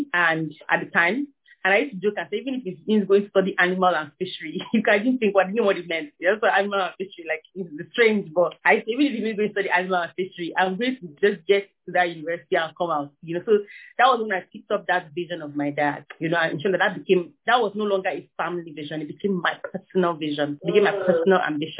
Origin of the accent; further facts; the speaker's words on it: Kaduna, Kaduna State, Nigeria; I'm from Kaduna South in Kaduna State. I'm from the minority of my tribe, Nigeria